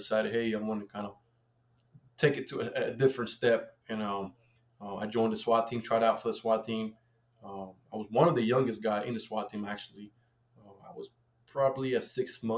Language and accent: English; Colombia; now in United States; I grew up in Colombia